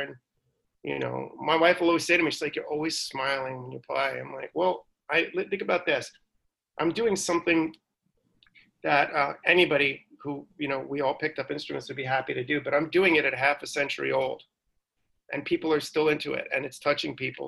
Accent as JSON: {"language": "English", "region": "New York", "country": "United States", "tie": "born or raised there", "said": "growing up in New York in the '80s"}